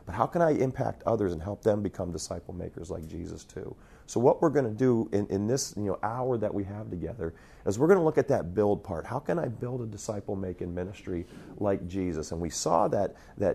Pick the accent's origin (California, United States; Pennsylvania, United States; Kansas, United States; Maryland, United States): Pennsylvania, United States; moved away as an adult; also born or lived in Ohio / Montana; I grew up in Pennsylvania, was youth pastor in Ohio, planted a church in Montana